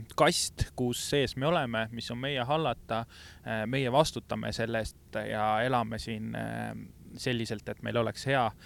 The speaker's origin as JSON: {"language": "Estonian", "country": "Estonia", "said": "me oleme Eestist"}